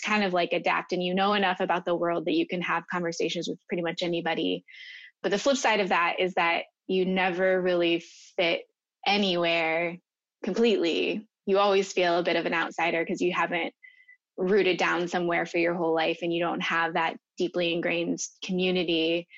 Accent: Minnesota, United States; I mean, I grew up partially in Minnesota and partially overseas, and I've always kind of lived near water

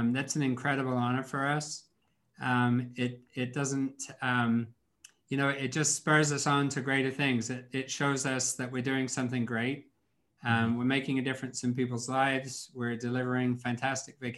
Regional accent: England, United Kingdom; moved away; I grew up in England

